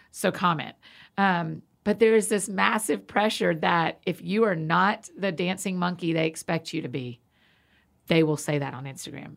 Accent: Atlanta, Georgia, United States; growing up in Atlanta

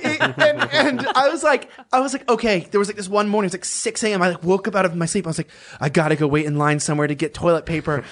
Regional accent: Los Angeles, California, United States; moved away as an adult; now in Texas, United States; me as someone from Los Angeles

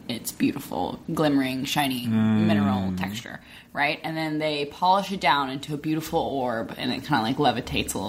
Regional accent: Arkansas, United States; moved away

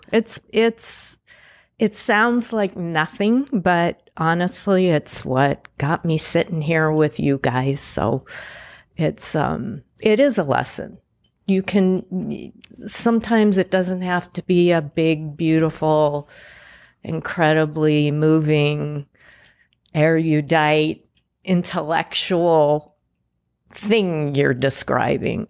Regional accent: Pasadena, California, United States; also born or lived in Indianapolis, Indiana / Boston, Massachusetts; I grew up in Pasadena, California

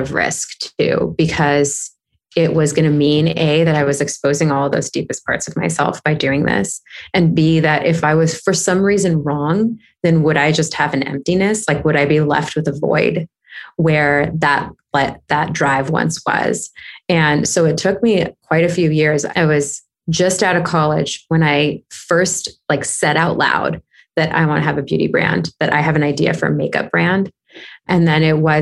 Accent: Southern California, United States; now in Los Angeles, United States; I grew up in Southern California

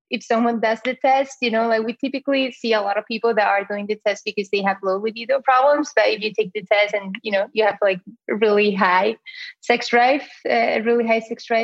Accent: Spain; accent: Spanish; English is a second language; moved away as an adult; now in United States; I am 30 years old and this accent that you hear is from Spain originally. I came to the US about eight, nine years ago.

